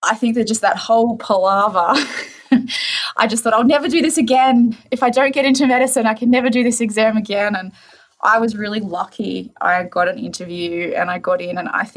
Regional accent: Crookwell, New South Wales, Australia; moved away; also born or lived in Dubbo; I was born in a rural town, so I was born in Crookwell in New South Wales

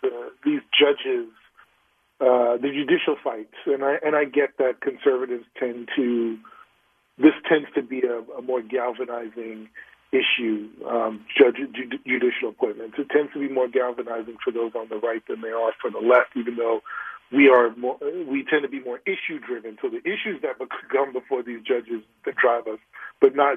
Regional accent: New York City, New York, United States; I'm from the Bronx

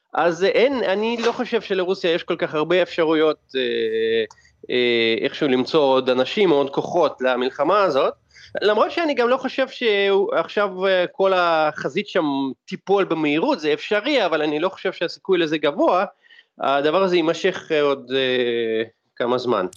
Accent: Russia

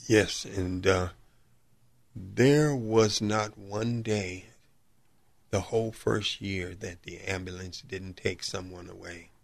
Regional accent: Chicago, Illinois, United States; Born and raised in Chicago, South Side, South suburb of Chicago

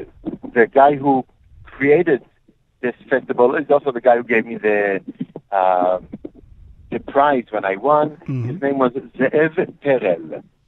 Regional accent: Safed, Northern District, Israel; I grew up in Tzfat, and I grew up on this klezmer music.

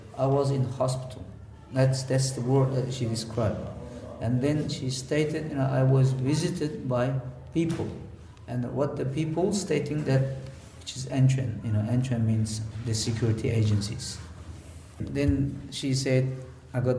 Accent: Hotan, Xinjiang, China; English is a second language; moved away as an adult; my hometown, which is Khotan

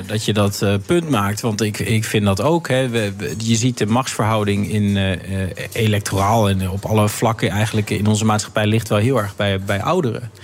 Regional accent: Netherlands; als Nederlanders

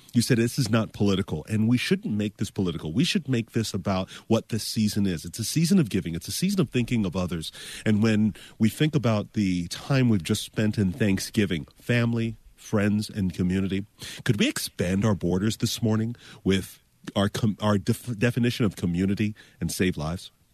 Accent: Florida, United States; I'm from Florida.

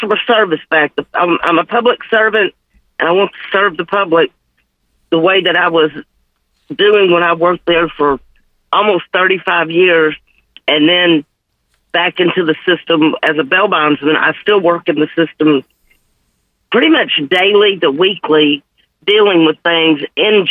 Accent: Memphis, Tennessee, United States; I'm born and raised in Memphis, been here my whole life

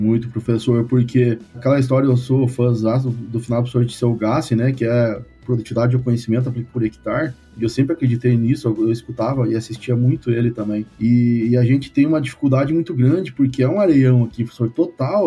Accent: Santo Augusto, Rio Grande do Sul, Brazil; Eu sou, eu sou gaúcho, nascido no Noroeste, Rio Grande do Sul, uma cidade que chama Santo Augusto

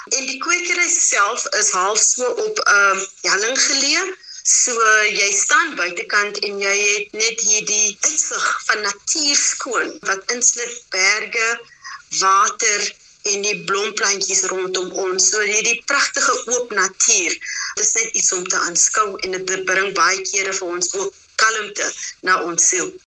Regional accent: Abbotsdale, Western Cape, South Africa; daar wat ek groot geword het in Abbotsdale, 'n um, sendingsdorpie net buitekant Mammesbury

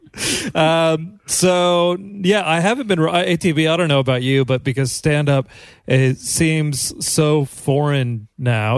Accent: Johnson County, Kansas, United States; Johnson County where I grew up in Kansas

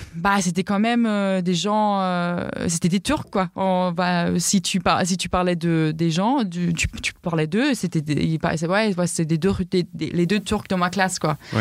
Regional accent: Southern Germany, Germany; French is a second language; moved away; je viens du sud de l'Allemagne

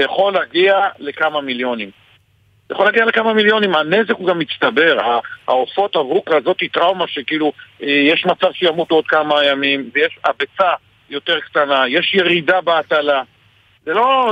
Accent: Margaliot, Northern District, Israel; אני בן 55, גדלתי, נולדתי במרגליות

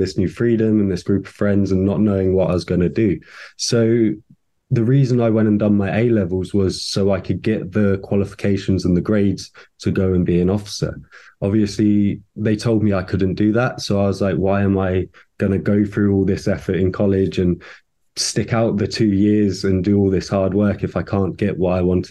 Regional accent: Littlehampton, South East England, United Kingdom; also born or lived in Slough; I was born down in Slough, lovely old Slough, and then from there we moved to Littlehampton, the little seaside town on the south coast. Absolutely lovely to grow up by the sea

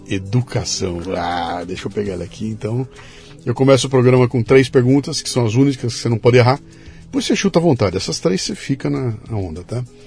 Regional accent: Bauru, São Paulo, Brazil; eu sou de Bauru

